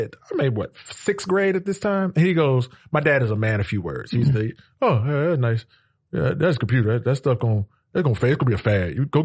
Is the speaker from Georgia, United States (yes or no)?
yes; Atlanta, Georgia, United States; also born or lived in North Carolina; I was raised right here in Atlanta, Georgia, Southwest side